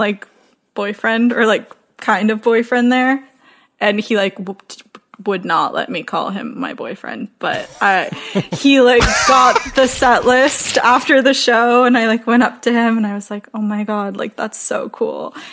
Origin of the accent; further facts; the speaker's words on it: United States; also born or lived in New Jersey / New York City; My mom was in New Jersey and my dad was in the city. So I was like always back and forth, but I never knew which one I was from